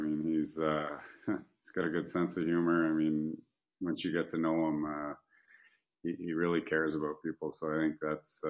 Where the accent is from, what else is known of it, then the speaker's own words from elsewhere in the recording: Canada; I mean, I'm a Canadian kid. I've only played in the Canadian market